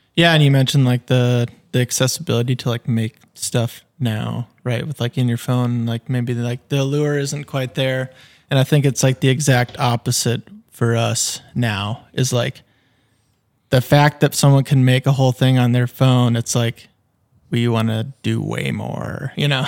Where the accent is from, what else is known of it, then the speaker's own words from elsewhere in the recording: Fergus Falls, Minnesota, United States; moved away as an adult; now in St. Paul, United States; I grew up in Fergus, born and raised